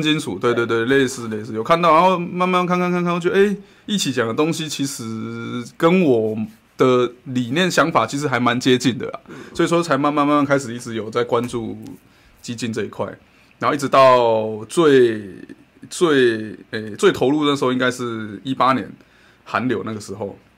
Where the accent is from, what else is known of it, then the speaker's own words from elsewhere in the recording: Kaohsiung, Taiwan; 就是从街的这一面到对面，我们也是要骑摩托车，这就是高雄人的坚持